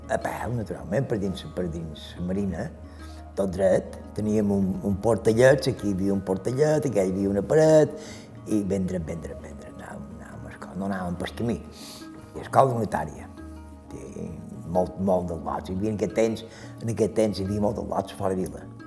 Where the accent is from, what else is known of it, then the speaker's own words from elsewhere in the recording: Manacor, Balearic Islands, Spain; Som de Manacor, però no he viscut a Manacor. He viscut sempre fora de vila.